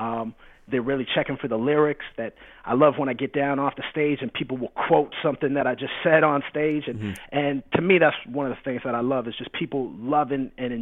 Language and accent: English; Canada; makes me very Canadian. And it's funny for me because the question I get asked probably the most is, where are you from? With the lead-in of, oh, I thought you were American. because I grew up on the border to the States.